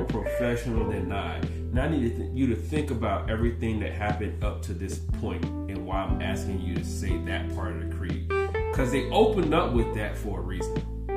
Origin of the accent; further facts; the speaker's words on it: the South, United States; I'm from the South. We just talk loud